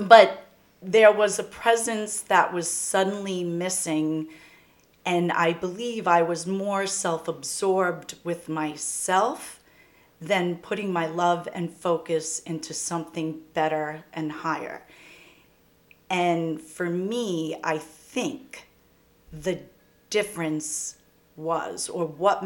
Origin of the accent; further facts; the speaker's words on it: Valley Stream, New York, United States; I grew up in Valley Stream